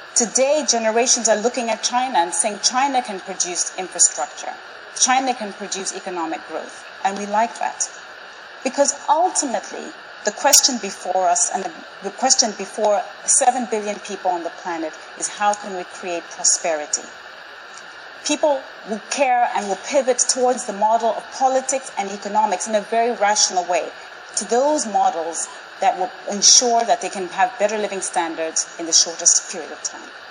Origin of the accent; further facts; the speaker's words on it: Zambia; I was born and raised in Zambia in 1969.